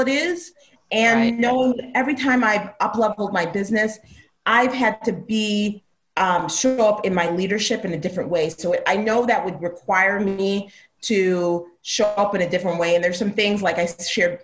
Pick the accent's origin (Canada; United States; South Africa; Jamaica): Jamaica; I'm Jamaican